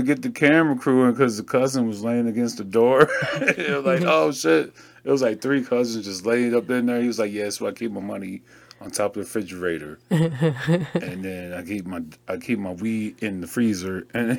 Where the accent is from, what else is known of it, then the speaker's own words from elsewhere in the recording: Seattle, Washington, United States; I'm from Seattle.